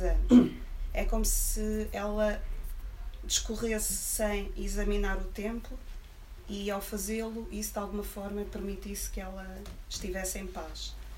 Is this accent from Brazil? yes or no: no; Coimbra, Centro, Portugal; moved away as an adult; now in Lisbon, Portugal; Coimbra a viver em Lisboa, somos muitos